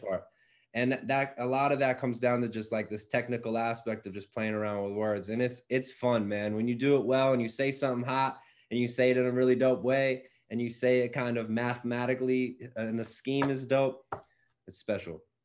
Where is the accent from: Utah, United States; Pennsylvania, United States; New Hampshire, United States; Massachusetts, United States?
Pennsylvania, United States; Mooresville; now in Philadelphia, United States; growing up right outside Philadelphia, I'm now back in Philly